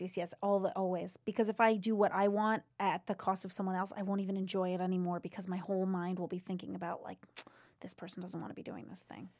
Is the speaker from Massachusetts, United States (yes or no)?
yes; Seekonk, Massachusetts, United States; I grew up in Seekonk, Mass, right outside of Providence